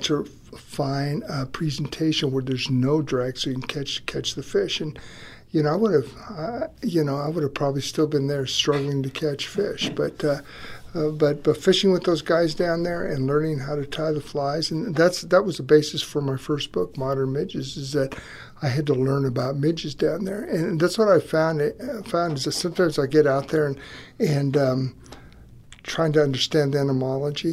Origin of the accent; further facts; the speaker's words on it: Denver, Colorado, United States; I was born in Denver. Not too many. I tell people I'm a native